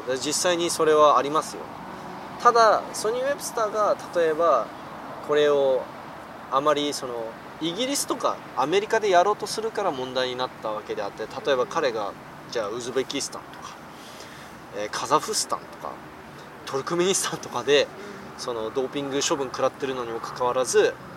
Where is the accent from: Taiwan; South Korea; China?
South Korea; moved away